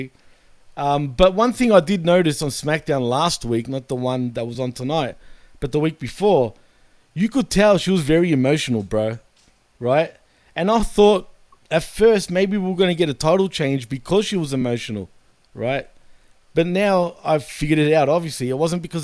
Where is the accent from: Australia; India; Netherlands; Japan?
Australia; I'm from Australia